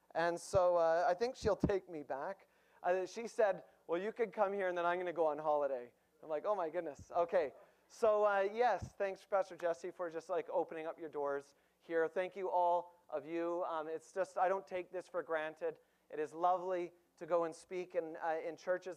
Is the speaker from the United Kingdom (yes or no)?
no; Winnipeg, Manitoba, Canada; I'm from Winnipeg.